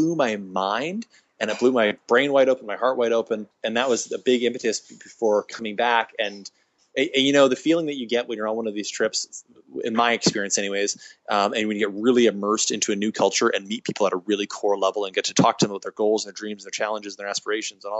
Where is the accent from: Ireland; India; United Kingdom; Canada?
Canada; Kelowna, British Columbia; also born or lived in Victoria, British Columbia; I'm from a little town called Kelowna, very non-diverse, nondescript town in the middle of British Columbia